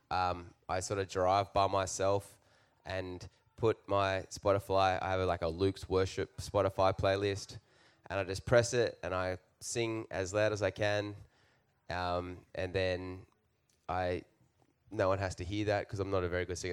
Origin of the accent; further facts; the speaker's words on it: Newcastle, New South Wales, Australia; now in Nashville, United States; we're from Australia. We're from Newcastle, Australia